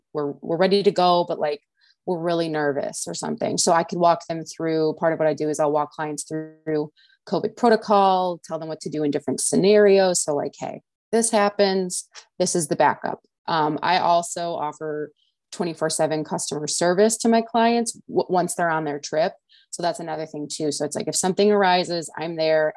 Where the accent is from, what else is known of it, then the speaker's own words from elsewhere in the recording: the Midwest, Michigan, United States; I'm from the Midwest, I'm in Michigan